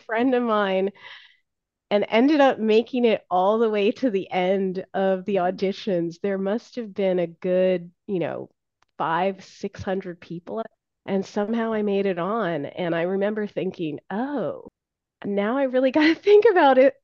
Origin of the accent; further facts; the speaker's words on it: Ontario, Canada; moved away; I was from Ontario